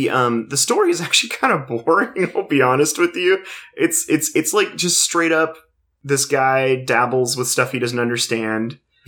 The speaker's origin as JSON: {"language": "English", "town": "Fillmore", "region": "California", "country": "United States", "tie": "born or raised there", "also_born_or_lived": "Lawndale", "said": "we then moved from Lawndale to Fillmore, and growing up in Fillmore"}